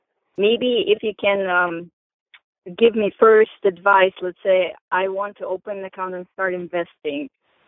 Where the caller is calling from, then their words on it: Maryland, United States; I'm calling from Maryland.